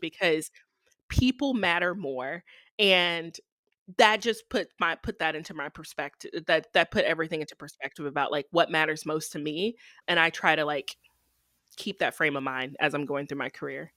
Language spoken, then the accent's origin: English; Texarkana, Texas, United States; moved away as an adult; also born or lived in Arkansas / Ohio / Michigan; now in Indiana, United States; Texarkana, that's my hometown